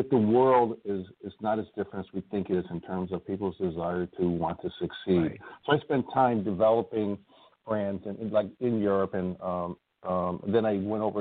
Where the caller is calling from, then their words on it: Indiana, United States; I live in Northwest Indiana, just outside you know Chicago uh, and I'm I'm calling from there today